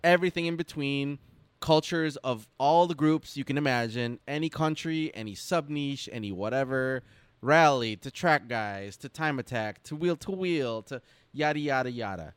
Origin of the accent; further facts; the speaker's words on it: Detroit, Michigan, United States; growing up in the Motor City